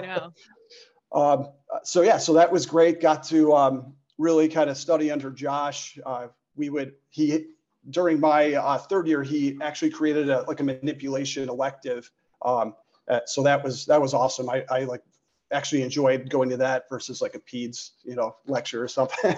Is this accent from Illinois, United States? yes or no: yes; Chicago, Illinois, United States; born and raised in the Chicagoland area